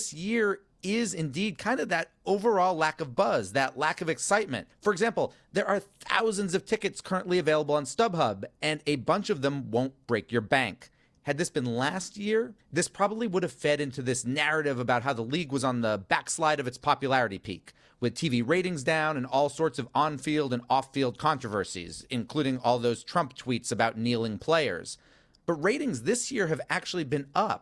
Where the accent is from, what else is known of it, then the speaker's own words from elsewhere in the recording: Boston, Massachusetts, United States; I'm from Boston